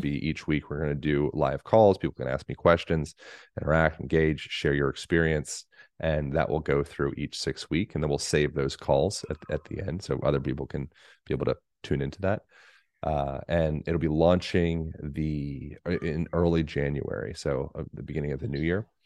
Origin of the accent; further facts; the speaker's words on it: United States; also born or lived in Boulder, Colorado / Bend, Oregon; I'm American